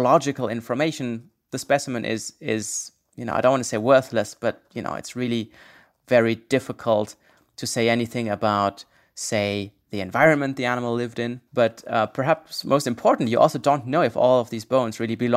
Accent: Berlin, Germany; I was born in Berlin

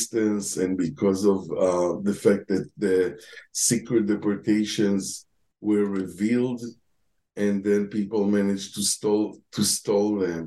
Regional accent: Tel Aviv, Tel Aviv District, Israel; moved away as an adult; also born or lived in Germany; I was born in Tel Aviv in the mid-50s, and that's where I grew up

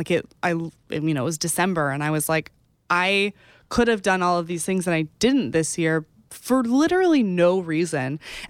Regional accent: Texas, United States; I'm from Texas.

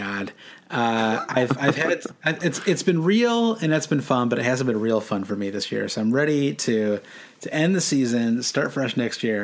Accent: United States; I said nothing, not nil, because I'm an American

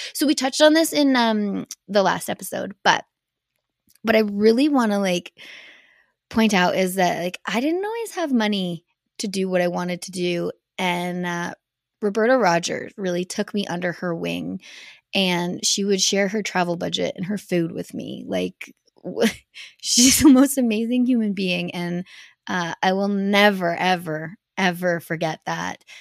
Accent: Canada; also born or lived in United States; representing Canada at, like, World Cups and World Championships and just being Canadian

